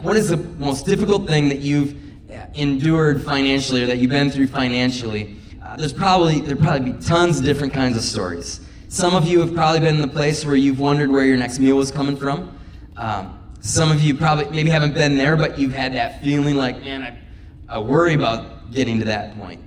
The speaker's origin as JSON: {"language": "English", "town": "Minocqua", "region": "Wisconsin", "country": "United States", "tie": "born or raised there", "moved": "yes", "lives_now": "Janesville, United States", "said": "I grew up in Minocqua, 3.5 hours north of here"}